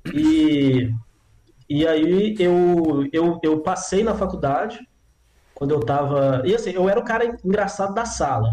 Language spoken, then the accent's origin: Portuguese; João Monlevade, Minas Gerais, Brazil; moved away as an adult; now in Belo Horizonte, Brazil; Sou de João Molevade, nascido e criado, 18 anos que eu morei lá